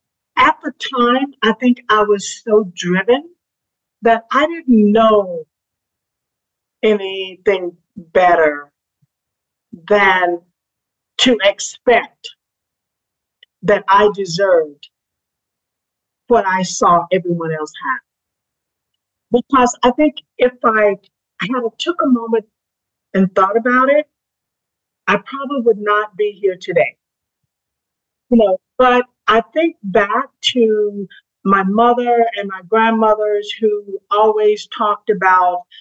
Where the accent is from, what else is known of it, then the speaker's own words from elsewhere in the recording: Eutaw, Alabama, United States; I was brought up in Utah, Alabama